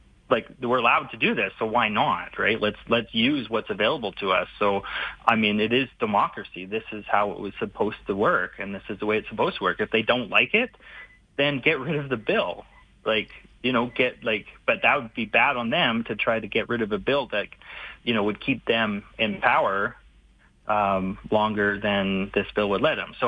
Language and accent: English; Vernon, British Columbia, Canada; now in Calgary, Canada; I was born in Vernon, BC